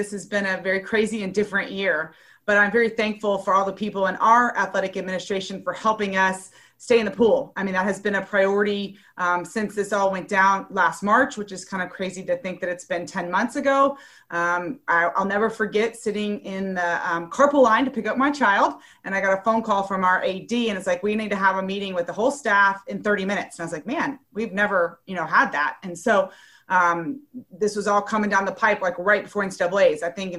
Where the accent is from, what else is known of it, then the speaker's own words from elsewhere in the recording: Columbia, South Carolina, United States; now in Atlanta, United States; growing up in Columbia, South Carolina